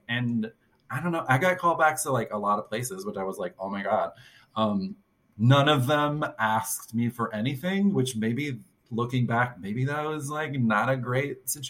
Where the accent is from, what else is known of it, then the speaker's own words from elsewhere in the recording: Arkansas, United States; Well, for me, I grew up in Arkansas. So I went to the University of Arkansas